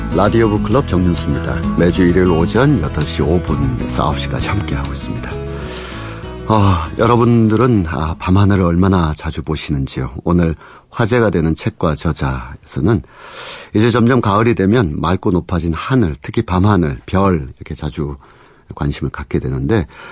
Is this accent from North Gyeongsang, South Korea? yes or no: yes; Punggi, North Gyeongsang, South Korea; 제 고향이 경북 풍기라서